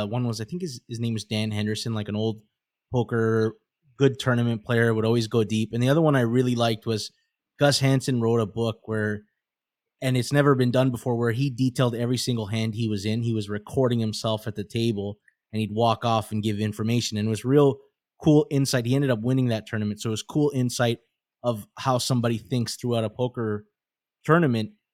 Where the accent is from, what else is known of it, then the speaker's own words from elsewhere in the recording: Toronto, Ontario, Canada; moved away; we're from Toronto originally